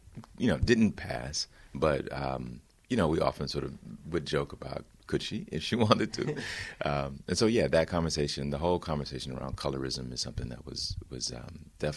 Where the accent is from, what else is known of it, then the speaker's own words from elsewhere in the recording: Alabama, United States; I grew up down south in Alabama